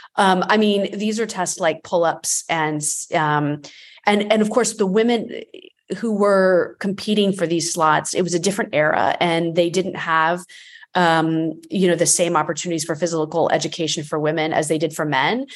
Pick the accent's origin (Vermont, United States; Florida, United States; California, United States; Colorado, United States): Florida, United States; I grew up in the eighties and, um, I, I'm from Florida